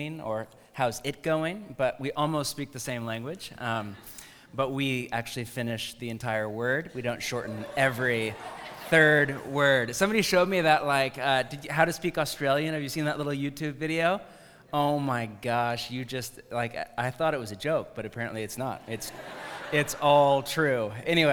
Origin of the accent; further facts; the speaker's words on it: Bay Area, California, United States; moved away; I grew up in the Bay Area of California